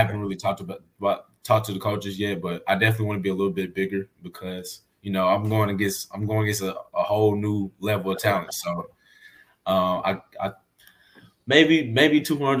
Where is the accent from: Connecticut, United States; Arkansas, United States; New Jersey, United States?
Arkansas, United States; which is where I'm from. We're all from Arkansas